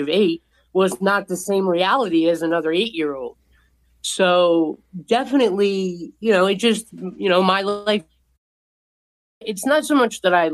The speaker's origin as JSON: {"language": "English", "town": "Montvale", "region": "New Jersey", "country": "United States", "tie": "born or raised there", "said": "I grew up in a beautiful town called Montvale, and it's a suburb in New Jersey."}